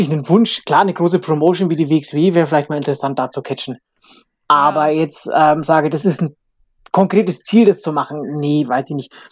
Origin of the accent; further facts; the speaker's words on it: Bavaria, Germany; Und ich habe gesagt, ey, Alex, ich bin Franke, das glaubt mir doch kein Mensch mit der Lederhose.